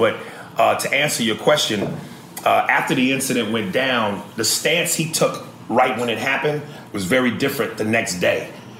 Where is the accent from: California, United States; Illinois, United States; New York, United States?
New York, United States; I'm from New York. I talk with a certain flair and a passion